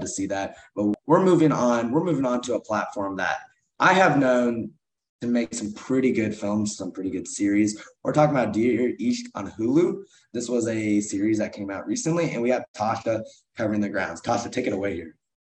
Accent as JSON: {"language": "English", "town": "Kansas City", "country": "United States", "said": "the Kansas City Chiefs, my hometown team"}